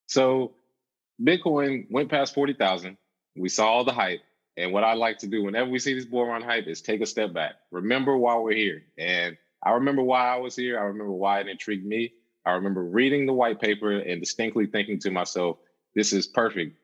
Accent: Charlotte, North Carolina, United States; I'm originally from Charlotte, North Carolina.

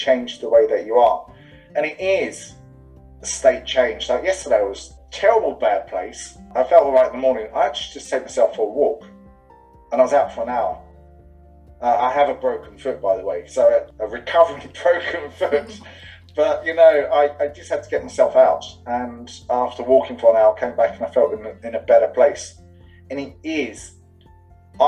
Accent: England, United Kingdom; also born or lived in London; now in Dublin, Ireland; I'm English, living in Dublin.

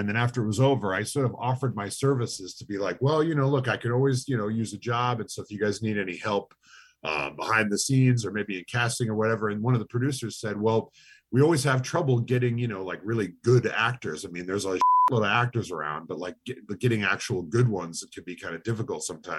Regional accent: Lake Stevens, Washington, United States; Seattle. I'm from Lake Stevens, Washington.

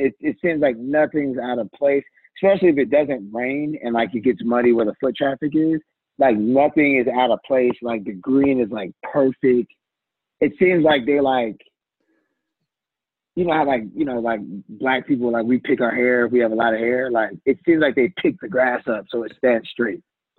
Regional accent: Georgia, United States; I'm from Georgia, and like, my dad's been living in Atlanta since 1980

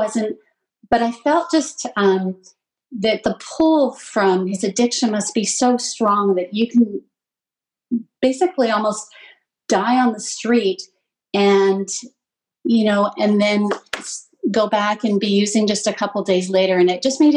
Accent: Lower Mainland, British Columbia, Canada; I grew up in the Lower Mainland. I was really lucky to grow up here.

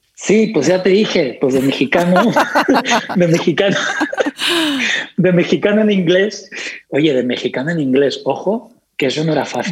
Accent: Spain; accent: Spanish; me cuesta más hablar con mi acento español

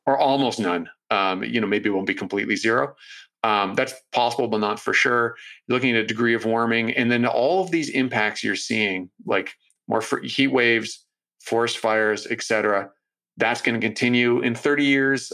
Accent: Toronto, Ontario, Canada; now in Vancouver, Canada; my hometown of Toronto

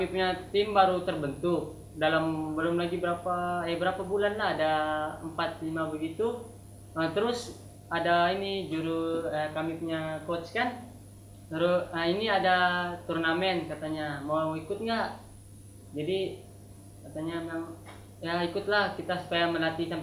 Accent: Malaysia; born there; jadi saya tuh lahirnya di Malaysia, Malaysia.

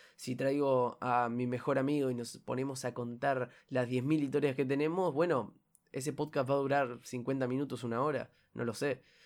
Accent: Uruguay; soy de Uruguay

